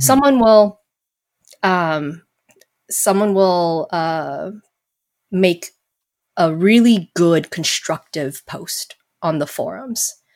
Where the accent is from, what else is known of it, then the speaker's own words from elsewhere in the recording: Las Vegas, Nevada, United States; moved away; I was born and raised in Vegas